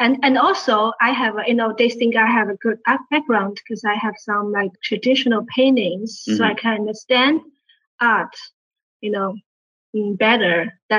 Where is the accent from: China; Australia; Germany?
China; Shanghai; moved away as an adult; now in United States; I come from Shanghai, China.